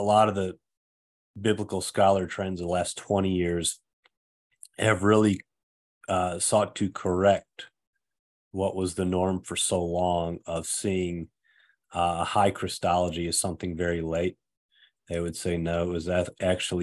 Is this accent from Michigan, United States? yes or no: yes; Saginaw, Michigan, United States; my hometown of Saginaw, Michigan